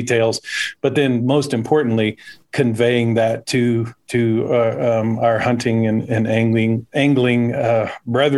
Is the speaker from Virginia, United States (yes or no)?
no; Bakersfield, California, United States; accent: drawl; I grew up outside of Bakersfield